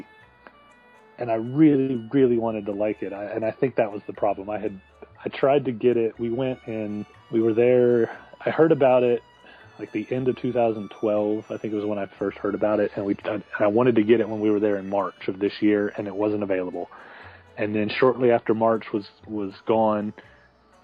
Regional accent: United States; being an American, not a German

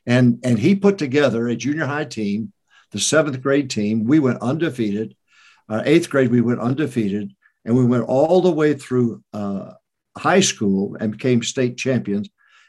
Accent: southwestern Michigan, United States; moved away; also born or lived in Arkansas; Well, I was born to mom and dad who are Arkansas people. I was born in Arkansas. And my dad was not right with God during those days. My mom was. She was a great Christian. Later on, it was her influence that got daddy right with God. But we moved to Michigan when I was five. So I lived 20 years in Michigan, that cold weather, that southwestern part of Michigan.

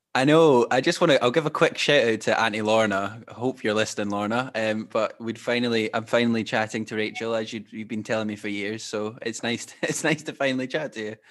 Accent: Glenrothes, Scotland, United Kingdom; we're from the same town

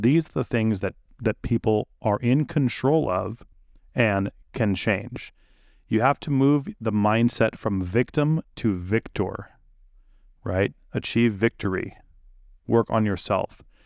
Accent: United States; my life as an American

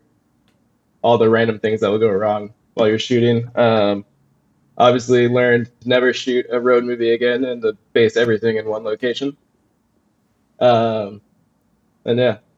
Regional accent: Falmouth, Massachusetts, United States; moved away as an adult; now in Brooklyn, United States; my hometown in Falmouth, Massachusetts

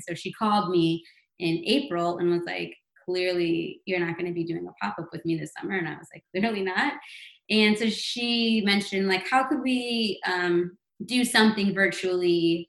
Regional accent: New York, United States; I think as a New Yorker, we're all still skeptical and frown upon that a bit.

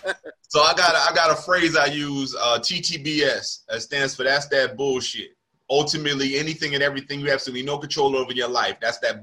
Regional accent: Charlotte, North Carolina, United States; They knew I was from Charlotte, but they didn't know I had been doing comedy as long as I've been doing comedy.

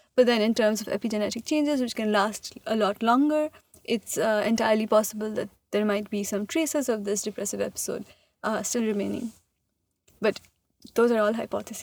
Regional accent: India; moved away as an adult; also born or lived in Massachusetts; I am from India and I did, like, I was born there, I grew up there, I did high school there

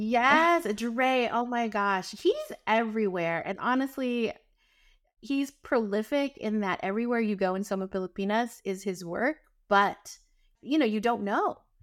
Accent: Northern California, United States; also born or lived in San Francisco; when I was transitioning from Southern California to come here to San Francisco and back home to Northern California

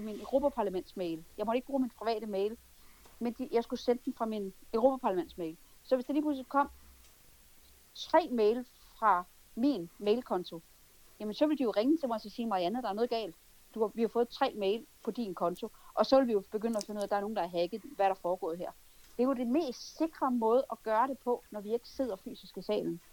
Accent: Denmark; vi tre danskere

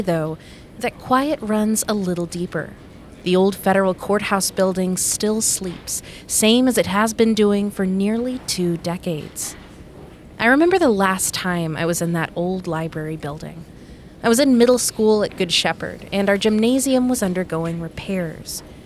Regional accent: Frankfort, Kentucky, United States; born or raised there

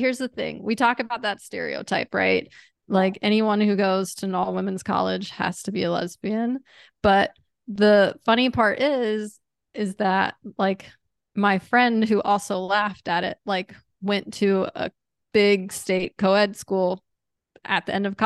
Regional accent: Chesapeake, Virginia, United States; I grew up in Chesapeake

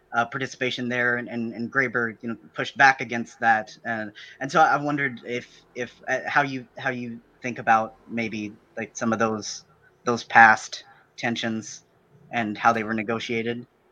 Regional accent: Southern Illinois, United States; I'm from Southern Illinois

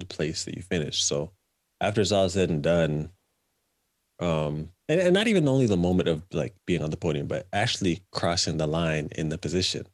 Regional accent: Canada; moved away as an adult; I left Canada as the Canadian junior champion

